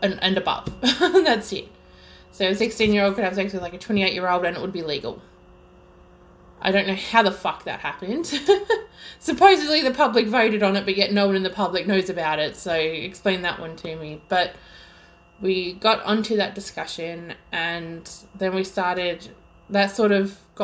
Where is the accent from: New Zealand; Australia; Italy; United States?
Australia; Melbourne, Victoria; if you somehow can't tell by my extremely horrible accent, I'm Australian and from Melbourne, Victoria.